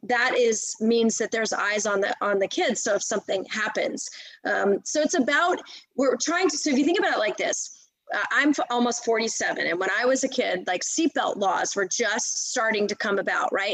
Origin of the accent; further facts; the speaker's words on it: United States; moved away as an adult; now in Texas, United States; i'm in texas now i've been here for over 20 years um, I grew up in outside of Washington D.C.